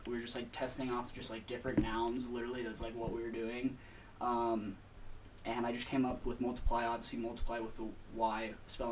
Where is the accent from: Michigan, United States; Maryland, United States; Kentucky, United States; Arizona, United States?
Arizona, United States; Peoria; moved away as an adult; also born or lived in Phoenix, Arizona; now in Flagstaff, United States; born basically like Phoenix, raised Peoria for most of my life